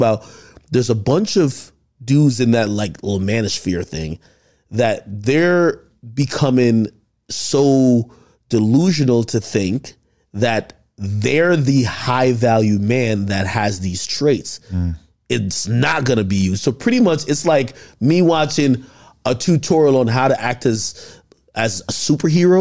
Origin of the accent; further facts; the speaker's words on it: Jamaica; I'm black. I'm Jamaican